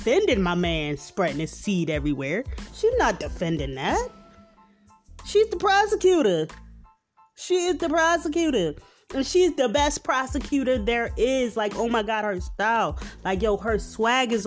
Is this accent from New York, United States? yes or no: no; Philadelphia, Pennsylvania, United States; you can tell I'm from Philly. I say yo so many times